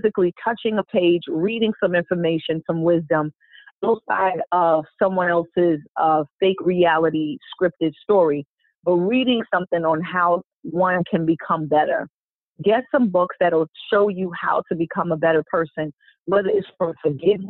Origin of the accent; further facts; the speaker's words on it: New York, United States; I'm coming from New York, concrete jungle